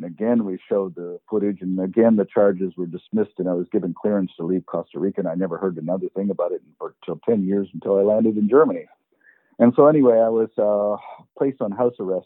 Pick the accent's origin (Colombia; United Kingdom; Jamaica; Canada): Canada; St. Stephen, New Brunswick; moved away; I went to my hometown, which is in St. Stephen, New Brunswick